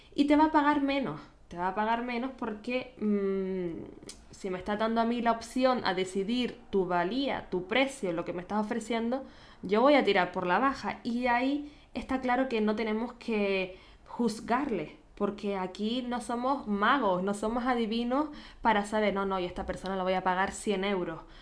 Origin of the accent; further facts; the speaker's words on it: Canary Islands, Spain; accent: Canarian; now in Vienna, Austria; nacida en Canarias